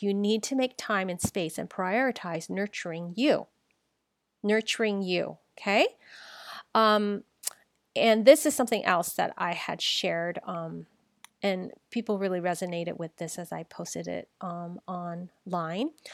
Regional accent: San Francisco, California, United States; I was born here. I was born in San Francisco, Chinatown

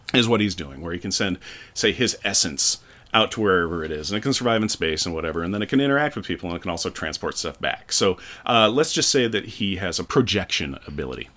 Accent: United States; I'm an American

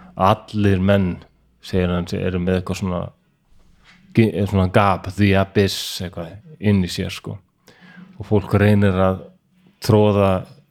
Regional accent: Iceland; moved away as an adult; also born or lived in Denmark; þegar ég flutti heim frá Danmörku 2002

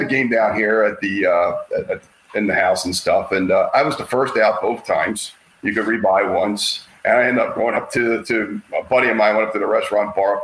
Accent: Baltimore, Maryland, United States; I'm from Baltimore

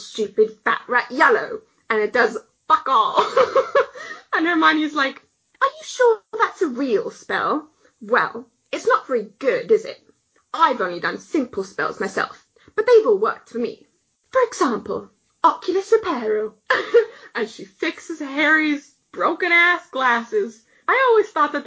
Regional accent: Canada; we're Canadian

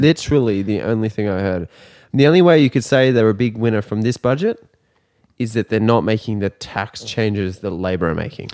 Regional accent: Australia; as an Australian

